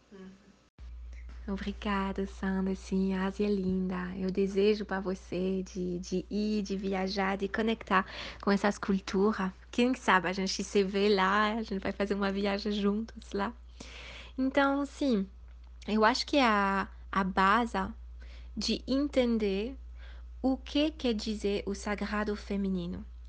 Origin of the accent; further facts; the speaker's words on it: Switzerland; moved away as an adult; also born or lived in India; Eu nasci na Suíça, fui criada na Suíça